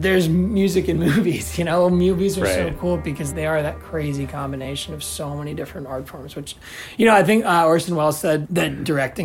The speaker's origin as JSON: {"language": "English", "town": "Washington", "region": "District of Columbia", "country": "United States", "said": "I'm from Washington, D.C."}